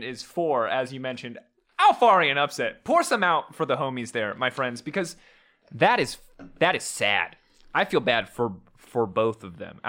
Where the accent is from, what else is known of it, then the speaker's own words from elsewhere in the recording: United States; growing up in America